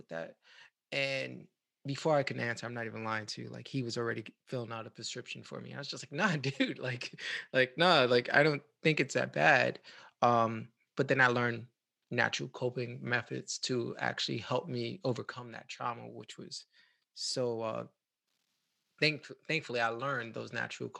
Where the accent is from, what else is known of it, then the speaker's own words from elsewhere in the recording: New York City, New York, United States; now in Tampa, United States; I'm originally from the Bronx, and as I leave to come to Tampa